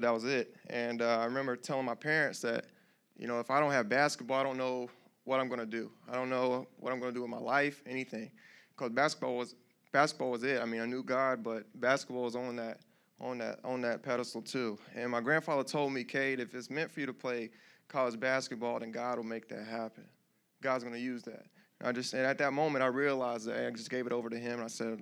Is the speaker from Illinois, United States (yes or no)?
no; Greensboro, North Carolina, United States; I'm from Greensboro, North Carolina